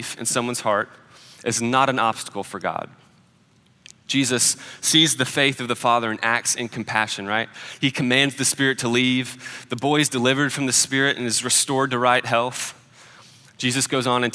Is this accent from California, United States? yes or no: no; Nashville, Tennessee, United States; Nashville. I got to get out of my hometown